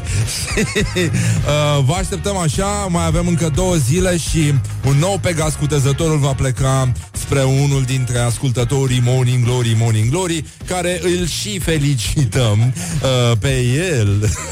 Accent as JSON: {"language": "Romanian", "country": "Romania", "said": "noi ca români, ca popor, ca cetățeni"}